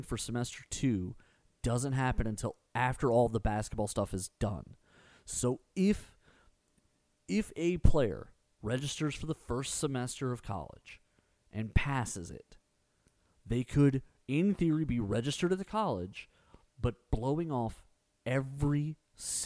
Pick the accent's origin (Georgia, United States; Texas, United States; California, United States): Texas, United States; Spring; growing up in Spring